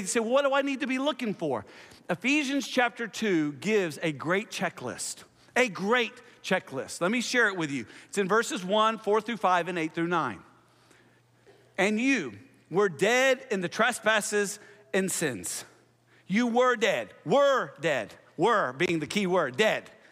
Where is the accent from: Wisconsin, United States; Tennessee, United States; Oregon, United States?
Tennessee, United States; Nashville; also born or lived in Houston, Texas / Tulsa, Oklahoma; I'm from Nashville because that's, you know, that's where I spent most of my time